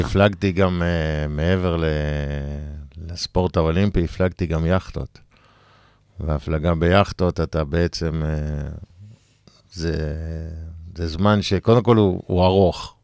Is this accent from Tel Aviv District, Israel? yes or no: no; Sdot Yam, Haifa District, Israel; גדלתי בשדות ים